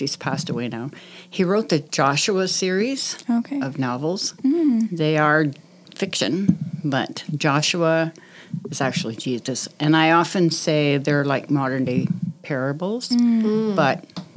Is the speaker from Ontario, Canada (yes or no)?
yes; Drayton, Ontario, Canada; I grew up by Drayton